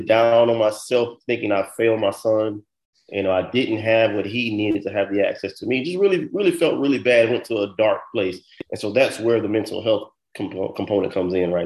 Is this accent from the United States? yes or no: yes; Florida, United States; moved away; also born or lived in New York / New Jersey; I'm from Florida.